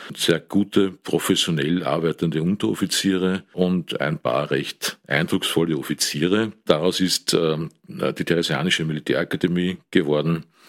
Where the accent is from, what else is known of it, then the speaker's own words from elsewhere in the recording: Amstetten, Lower Austria, Austria; also born or lived in Steyr, Upper Austria; Bin 1955 geboren am Land äh, im schönen Steyr, bin aufgewachsen dann im westlichen Niederösterreich, habe dort äh, normale Volksschule besucht, das Gymnasium in Amstetten